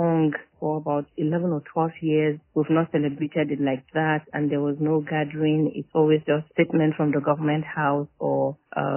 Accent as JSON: {"language": "English", "region": "Borno", "country": "Nigeria", "said": "I am from Borno State. I live in the state capital"}